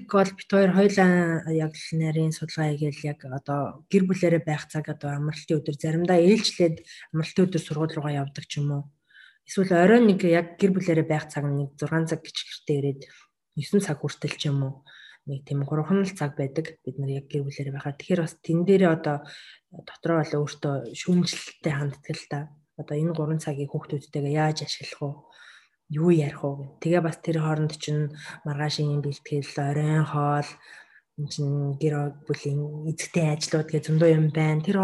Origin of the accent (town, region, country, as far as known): Mongolia; moved away as an adult; now in Japan